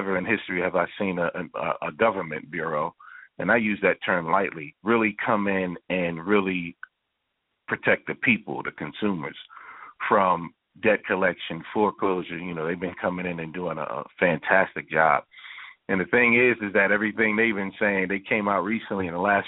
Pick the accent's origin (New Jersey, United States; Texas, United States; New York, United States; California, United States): New York, United States; New York City; I grew up in Manhattan, right there in Harlem